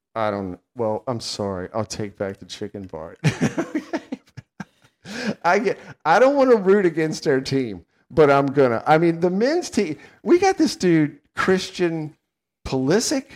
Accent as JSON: {"language": "English", "country": "United States", "said": "I'm an American"}